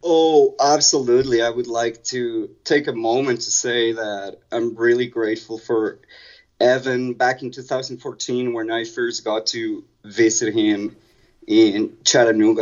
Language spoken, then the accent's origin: English; Mexico City, Mexico; I grew up in Mexico City, so a lot of my childhood was spent commuting